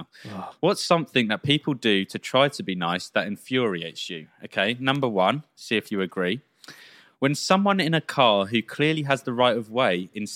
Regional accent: England, United Kingdom; Think as English people, we say like, sorry, way too much.

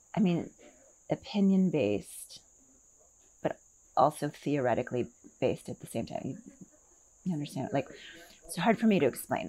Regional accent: Milwaukee, Wisconsin, United States; also born or lived in Seattle / New Jersey; now in Sun City, United States; I was born in Milwaukee, Wisconsin

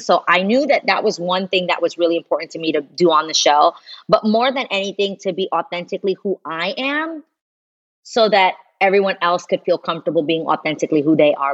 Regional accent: New York City, New York, United States; I'm a girl from New York City

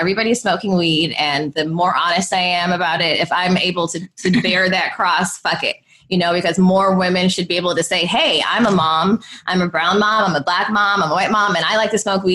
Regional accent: Los Angeles, California, United States; we're from California and from

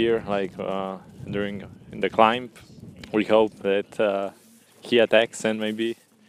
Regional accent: Slovenia; Yeah, we come from Slovenia, from like few places, from today hometown and some surrounding places

